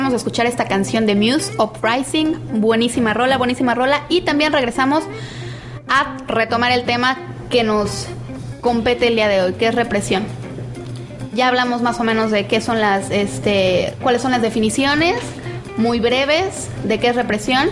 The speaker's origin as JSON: {"language": "Spanish", "country": "Mexico", "said": "somos más mexicanos"}